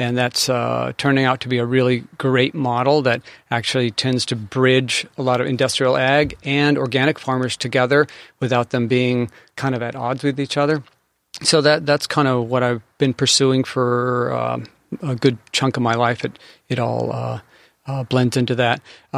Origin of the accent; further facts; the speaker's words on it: San Diego, California, United States; I grew up here in the San Diego area.